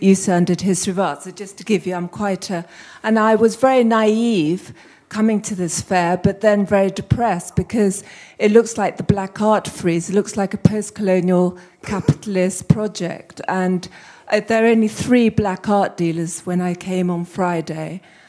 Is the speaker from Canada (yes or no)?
no; London, United Kingdom; also born or lived in Abidjan, Ivory Coast / Uganda; I was born in Abidjan, Ivory Coast. I come from Uganda. I was brought up here.